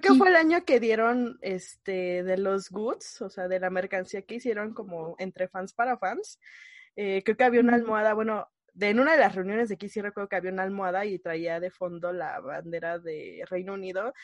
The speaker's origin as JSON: {"language": "Spanish", "region": "Mexico City", "country": "Mexico", "said": "soy de la Ciudad de México"}